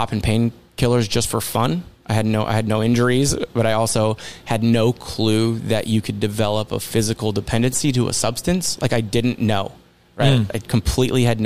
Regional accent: Phoenix, Arizona, United States; I grew up here in Phoenix

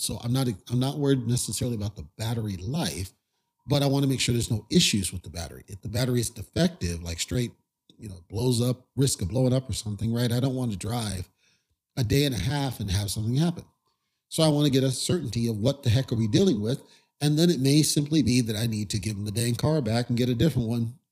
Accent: Southern California, United States; I grew up in Southern California where we didn't get snow

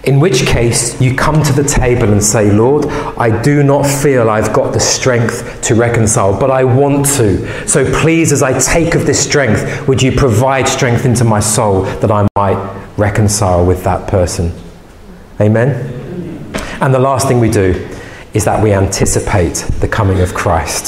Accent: England, United Kingdom; English people

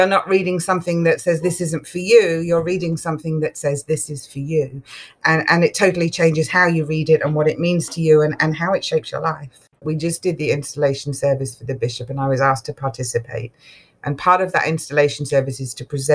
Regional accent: England, United Kingdom; moved away; I grew up in England, so Church of England predominantly

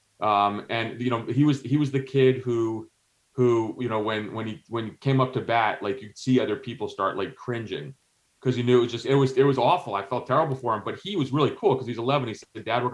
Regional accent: New Jersey, United States; also born or lived in Greece / Algeria; So I'm of Greek background. So, you know, I was born in Greece, but my mom is American. So we were able to go back. So I grew up in New Jersey, but we went back in the summers

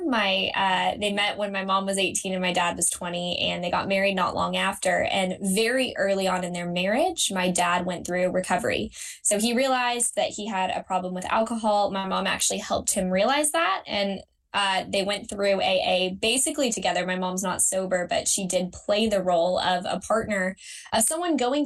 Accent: Lexington, Kentucky, United States; moved away as an adult; now in Georgia, United States; my hometown of Lexington, Kentucky

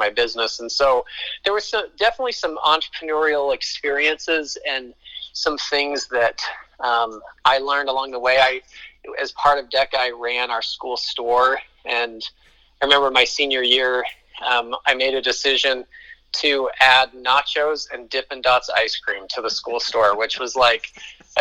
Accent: Colorado, United States; now in Utah, United States; I was born in Utah, which is where I live now, but I was basically raised in Colorado from age 5 on

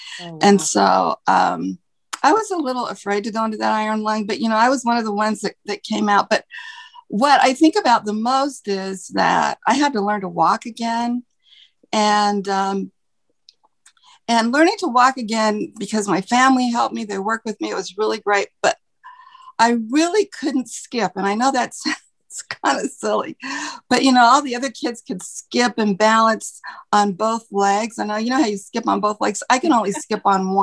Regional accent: Salt Lake City, Utah, United States; now in Connecticut, United States; I grew up in Salt Lake City, Utah, which is the capital of the state of Utah

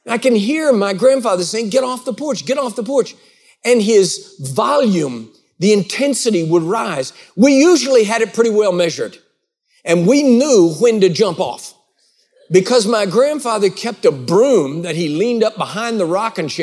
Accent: Texas, United States; now in Georgia, United States; I live here in Georgia, and I love it. I live in the United States, but I was actually not born in the United States. I was born in the Republic of Texas

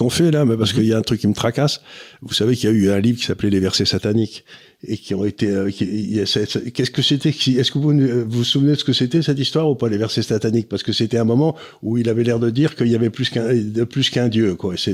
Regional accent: Syria; born there; Ah, je suis né en Syrie, alors je connais.

